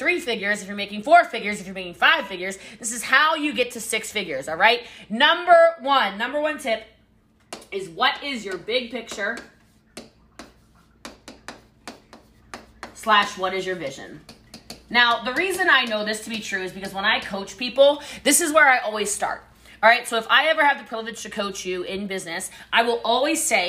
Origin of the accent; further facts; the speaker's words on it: Hawaii, United States; The Hawaiian Islands because I am Hawaiian